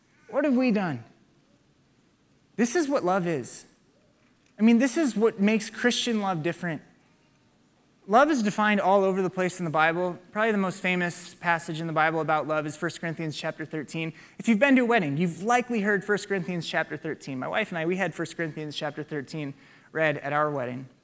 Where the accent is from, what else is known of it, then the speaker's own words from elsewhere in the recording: Waukee, Iowa, United States; I grew up in Waukee